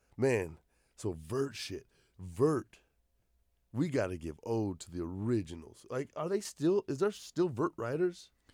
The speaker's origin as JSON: {"language": "English", "town": "Mesa", "region": "Arizona", "country": "United States", "tie": "born or raised there", "said": "I grew up in Mesa."}